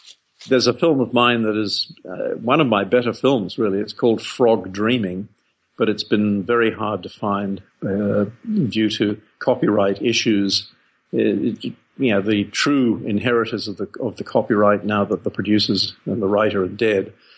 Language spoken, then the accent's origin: English; England, United Kingdom; moved away as an adult; now in Australia; I took a ship to Australia from England when I was 19. And in England, you know, being a cold and rainy place, there were no drive-ins